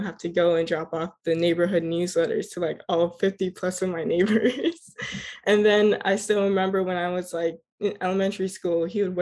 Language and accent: English; Miramar, Florida, United States; Um, I was born and raised in Miramar, Florida, to two fabulous and hardworking Grenadian parents. My upbringing was surrounded by Caribbean culture because of my parents.